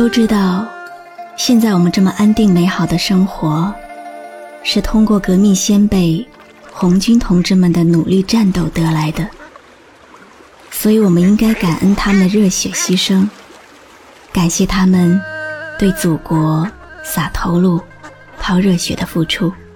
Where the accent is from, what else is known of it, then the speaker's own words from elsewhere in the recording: China; 我是中国人